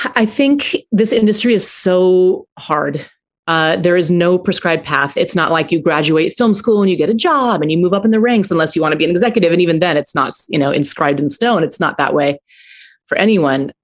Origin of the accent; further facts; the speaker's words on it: Aurora, Colorado, United States; I grew up in Aurora, Colorado